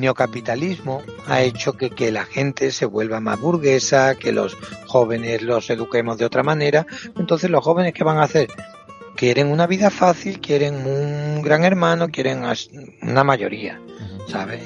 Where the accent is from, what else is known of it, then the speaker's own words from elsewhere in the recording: Cáceres, Extremadura, Spain; moved away as an adult; also born or lived in Brozas; now in Seville, Spain; nací en Cáceres, pero mm, provengo de mi familia proviene de un pueblo muy muy bonito que se llama Brozas